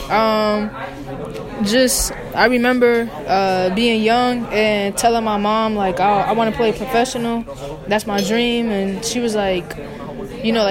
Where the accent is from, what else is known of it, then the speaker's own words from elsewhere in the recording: New York, United States; So I, I, had the privilege of growing up in New York because of all the work that my family did.